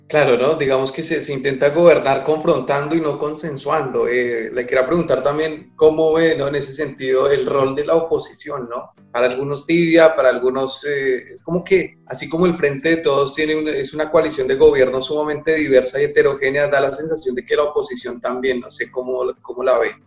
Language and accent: Spanish; Colombia; now in Argentina